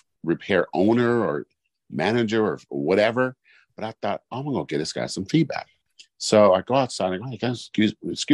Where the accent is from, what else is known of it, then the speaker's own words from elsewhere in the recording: Oakland, California, United States; I'm from East Oakland.